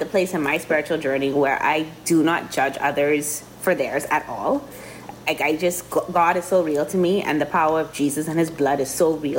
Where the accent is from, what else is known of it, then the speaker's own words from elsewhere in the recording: Grand Bahama, Bahamas; also born or lived in Miami; I grew up in Christ the King in Grand Bahama